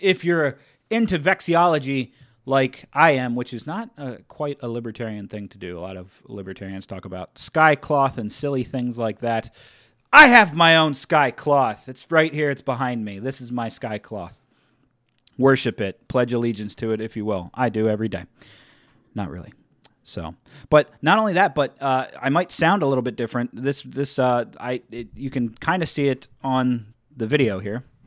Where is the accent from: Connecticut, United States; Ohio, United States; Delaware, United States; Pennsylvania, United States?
Delaware, United States; I'm from Delaware